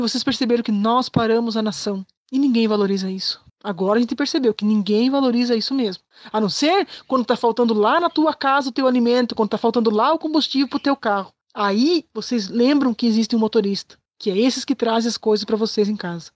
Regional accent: Chapecó, Santa Catarina, Brazil; sou de Chapecó, Santa Catarina

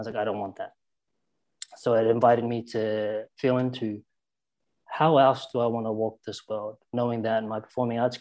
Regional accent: South Island, New Zealand; when I say where I'm from, I say I'm from the South Island because that's where I started to find who I was

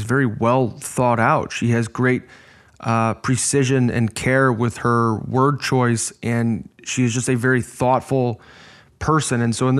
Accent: Chicago, Illinois, United States; You know, I'm from Chicago, and again, that North American coaching model is oftentimes based on penalizing mistakes.

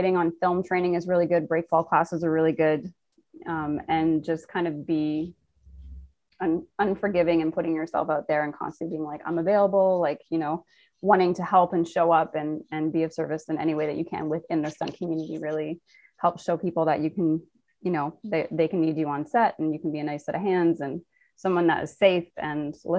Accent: Nova Scotia, Canada; born there; now in Toronto, Canada; I am Canadian. Yeah. I was born in Nova Scotia and living in Toronto right now.

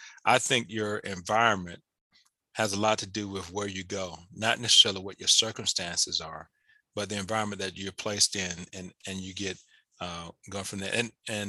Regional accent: Atlanta, Georgia, United States; also born or lived in Mississippi; Yeah, so I'm originally from Atlanta, Georgia, but I would say I'm from Atlanta and Mississippi. So my family came here when I was, before I can remember. I was born here in the city of Atlanta.

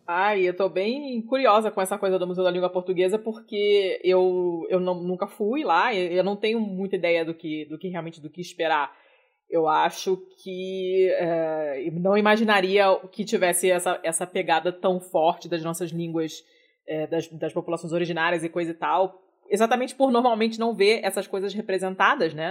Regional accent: Rio de Janeiro, Brazil; moved away as an adult; eu sou carioca, fiquei no Rio até os 24 anos

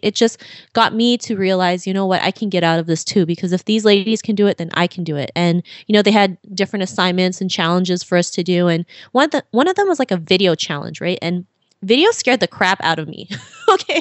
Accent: Philippines; now in Toronto, Canada; I was born and raised in the Philippines, and my father decided to move to Canada to have better opportunities for us

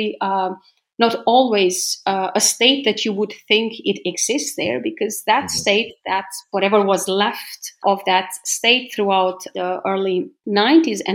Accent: Gjilan, Gjilan District, Kosovo; I grew up in Gjilan, in Gnjilane

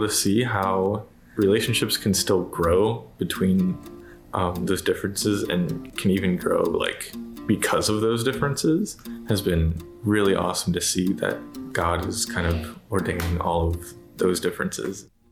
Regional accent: Raleigh, North Carolina, United States; I am from Raleigh, North Carolina

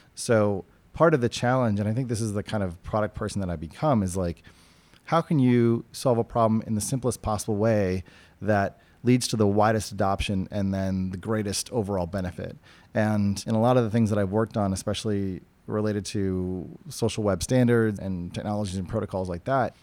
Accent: New Hampshire, United States; now in California, United States; I came from and I grew up in New Hampshire, which is a very libertarian place

